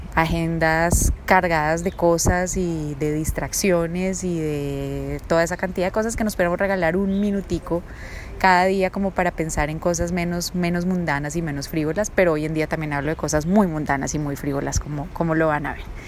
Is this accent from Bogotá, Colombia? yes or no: yes; Bogotá, Colombia; also born or lived in Bucaramanga; nací en Bucaramanga, papás los dos bumangueses, muy chiquita me, fui a vivir a Bogotá porque trasladaron a mi papá desde el año y medio, entonces realmente soy bumanguesa pero muy muy arrolada, estudié todo mi colegio en Bogotá